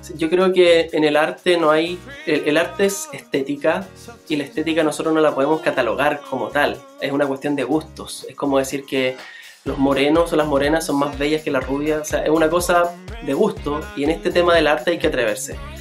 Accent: Lota, Biobío, Chile; donde yo nací, en Lota

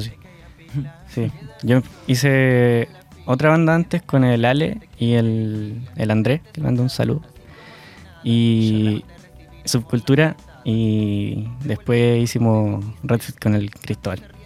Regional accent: Coelemu, Ñuble, Chile; mi pueblito

